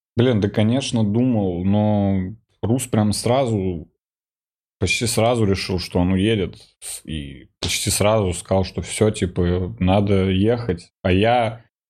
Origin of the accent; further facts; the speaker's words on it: Russia; я вот русский